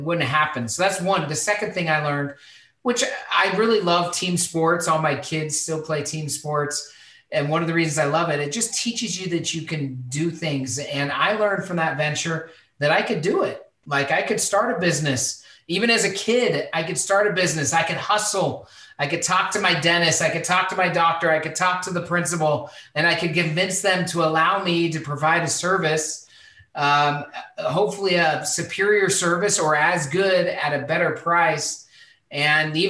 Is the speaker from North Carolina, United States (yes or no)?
no; Spokane, Washington, United States; I grew up in Spokane, Washington